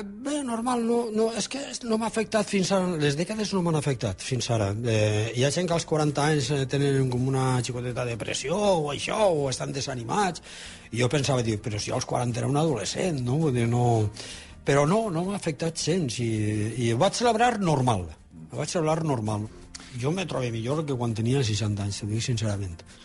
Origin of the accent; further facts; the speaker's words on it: Alfafar, Valencian Community, Spain; al meu poble, que és la carretera Fafar Saler